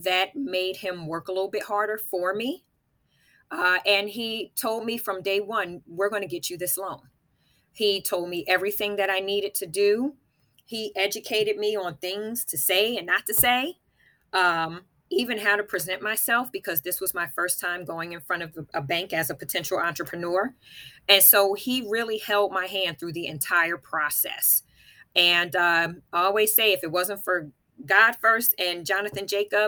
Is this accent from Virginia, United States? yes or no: no; East Orange, New Jersey, United States; also born or lived in Camden County, New Jersey; born and raised in East Orange, New Jersey.